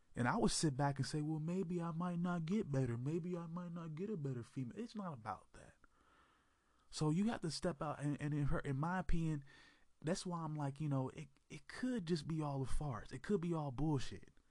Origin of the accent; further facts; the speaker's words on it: Oakland, California, United States; from the East Bay, Oakland, California uh, same city that I was born in long time ago